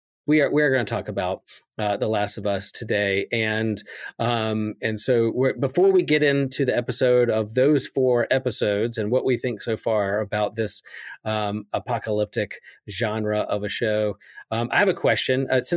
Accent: Chapel Hill, North Carolina, United States; from Chapel Hill, North Carolina

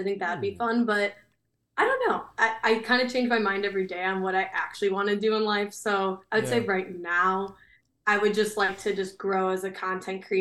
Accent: Chicago, Illinois, United States; I'm from Chicago

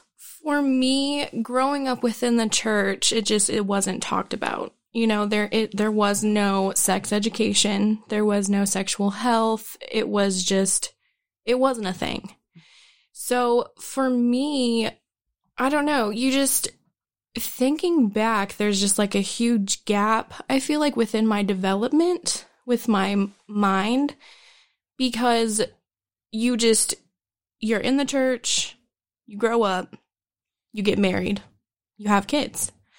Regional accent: Broken Arrow, Oklahoma, United States; I grew up in Broken Arrow and we moved around a lot.

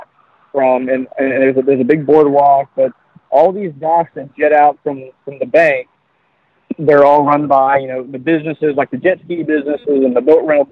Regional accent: Redington Beach, Florida, United States; moved away as an adult; also born or lived in Hawaii; I grew up in a place called Reddington Beach, which is in the St. Petersburg area, but on the beach side

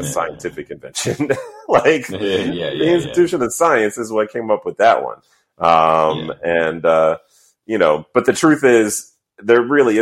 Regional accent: the North, United States; growing up in the North

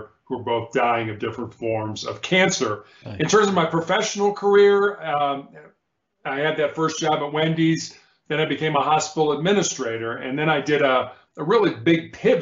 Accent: Chicago, Illinois, United States; also born or lived in Charleston, South Carolina; born and raised in Chicago

